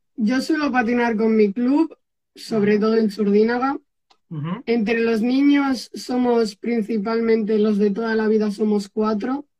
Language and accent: Spanish; Erandio, Basque Country, Spain; Yo soy de Erandio, que es un pueblo que está un poquito antes de Bilbao.